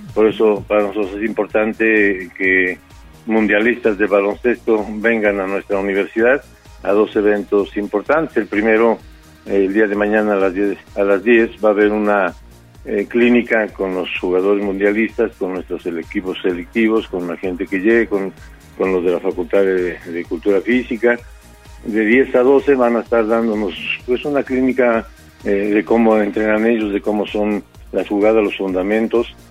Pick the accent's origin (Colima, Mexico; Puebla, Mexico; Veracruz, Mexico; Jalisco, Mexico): Puebla, Mexico; somos basquetboleros poblanos